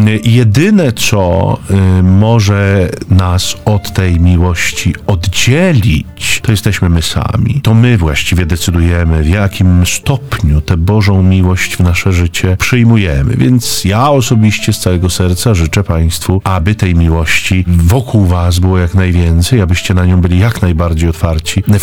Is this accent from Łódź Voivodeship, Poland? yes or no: yes; Zduńska Wola, Łódź Voivodeship, Poland; Ja jestem z Duńskiej Woli. E, to jest miejsce urodzenia świętego Maksymiliana.